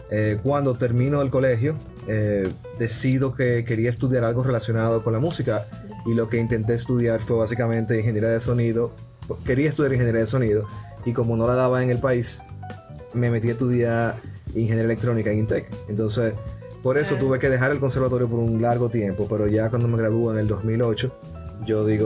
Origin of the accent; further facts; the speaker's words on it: Dominican Republic; now in United States; es básicamente como eh, dominicano inmigrante en Estados Unidos pero yo sabía que todavía mi raíz, o sea, mi, background.